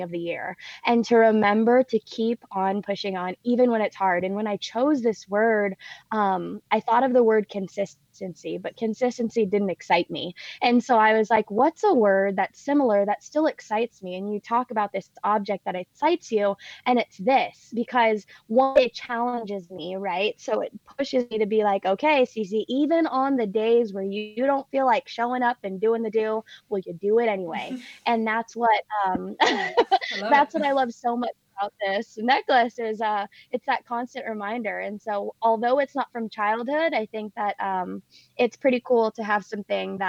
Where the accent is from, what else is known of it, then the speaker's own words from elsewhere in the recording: Oakland, California, United States; my mom has actually never moved from the house that I was brought to from the hospital. It's in a little town called Oakland, California